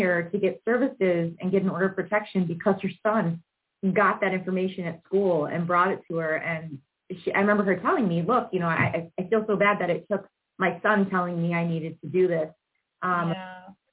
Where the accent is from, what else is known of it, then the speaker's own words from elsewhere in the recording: Aurora, Illinois, United States; I'm born and raised in Aurora, Illinois